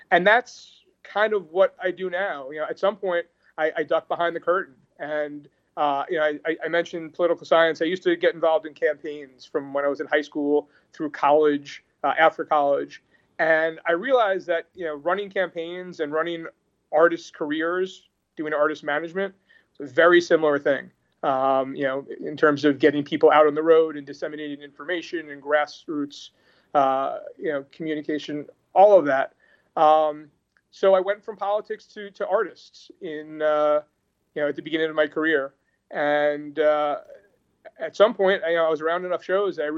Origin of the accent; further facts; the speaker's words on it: Westchester, New York, United States; you know I was from Westchester, and there were kids from the city, and there were kids from the island